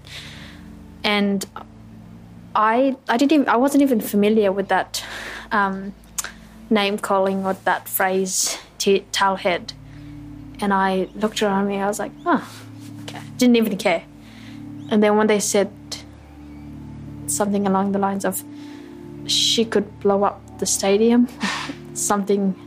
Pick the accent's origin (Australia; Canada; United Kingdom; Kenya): Australia; I speak the same language as you and I, you know, more so the same phrases as you. I'm an Australian